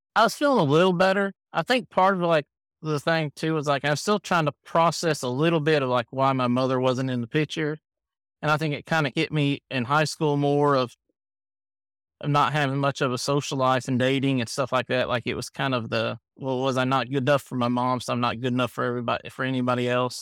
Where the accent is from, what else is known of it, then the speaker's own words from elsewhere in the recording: Camden, Ohio, United States; now in Kentucky, United States; We grew up in Ohio, Camden, which is between Cincinnati and Dayton